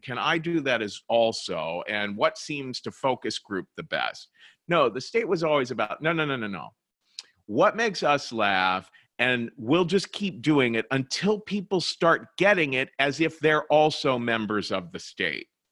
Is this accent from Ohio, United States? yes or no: yes; Cincinnati, Ohio, United States; moved away as an adult; also born or lived in New York; I was born and raised in Cincinnati, Ohio